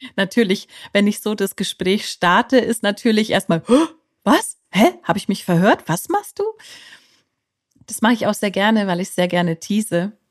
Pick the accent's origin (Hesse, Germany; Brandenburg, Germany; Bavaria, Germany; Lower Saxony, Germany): Bavaria, Germany; ich komme aus Bayern.